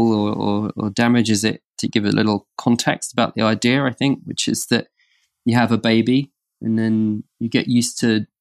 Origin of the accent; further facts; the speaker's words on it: Norfolk, East of England, United Kingdom; we grew up in Norfolk in the countryside